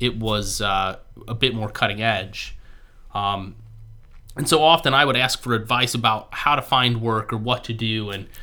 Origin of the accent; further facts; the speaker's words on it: Ohio, United States; I was born and raised in Ohio. I live like 10 minutes from where I was born and raised, and I want to stay in Ohio